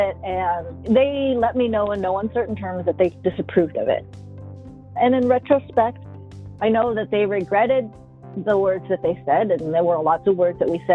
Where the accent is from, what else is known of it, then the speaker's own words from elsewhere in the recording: Pittsburgh, Pennsylvania, United States; moved away as an adult; now in Seattle, United States; I grew up in Pittsburgh, Pennsylvania. Moved out here in 91